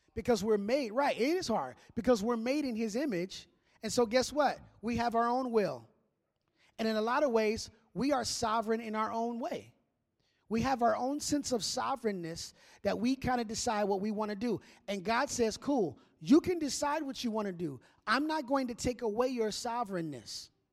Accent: Minneapolis, Minnesota, United States; moved away; I grew up in Minneapolis

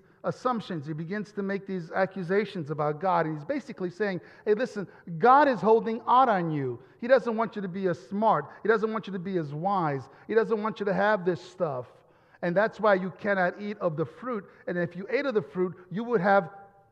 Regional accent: Italy; moved away; Growing up in Italy

